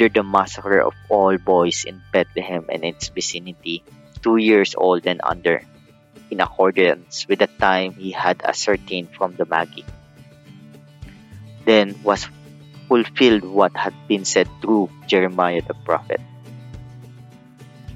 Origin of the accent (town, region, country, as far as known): Philippines